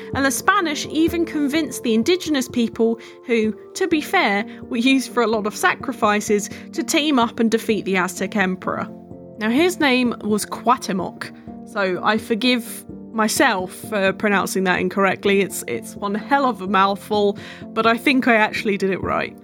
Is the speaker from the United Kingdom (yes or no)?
yes; England, United Kingdom; I am from England.